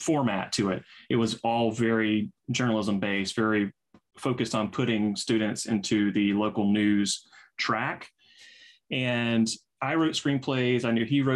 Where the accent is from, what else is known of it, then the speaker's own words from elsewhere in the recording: the South, United States; I'm from the South